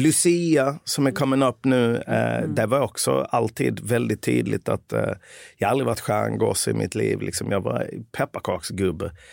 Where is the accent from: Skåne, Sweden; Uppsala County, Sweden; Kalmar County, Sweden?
Skåne, Sweden; Lund; moved away as an adult; also born or lived in Malmö; now in Stockholm, Sweden; Sen är jag född här i, eh, i södra Sverige, i Lund